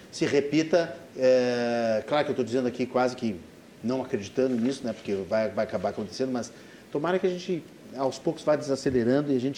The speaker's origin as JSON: {"language": "Portuguese", "town": "Porto Alegre", "region": "Rio Grande do Sul", "country": "Brazil", "tie": "born or raised there", "said": "eu nasci em Porto Alegre há 55 anos"}